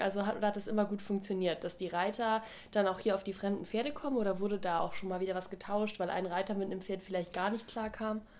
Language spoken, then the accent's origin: German; Germany; bei uns in Deutschland